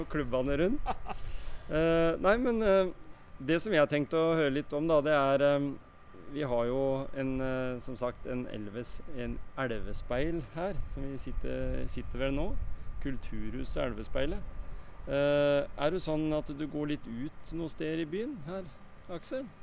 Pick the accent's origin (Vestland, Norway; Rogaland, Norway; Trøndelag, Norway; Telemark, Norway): Telemark, Norway; Skien; Jeg er fra Skien